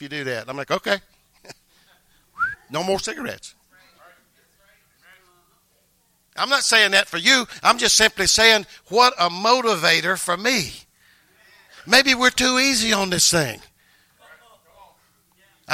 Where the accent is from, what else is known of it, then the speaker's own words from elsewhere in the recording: North Louisiana, United States; moved away as an adult; now in Maryland, United States; we're both from North Louisiana.